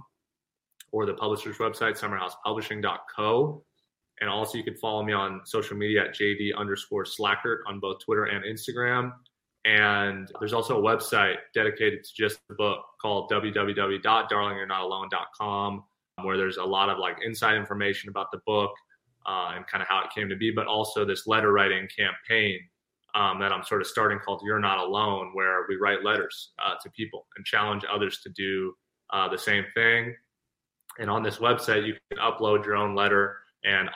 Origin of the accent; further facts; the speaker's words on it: Thousand Oaks, California, United States; my hometown of Thousand Oaks